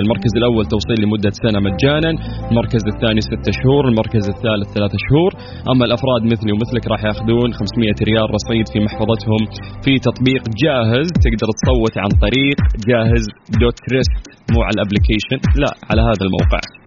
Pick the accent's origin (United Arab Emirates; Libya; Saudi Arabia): Saudi Arabia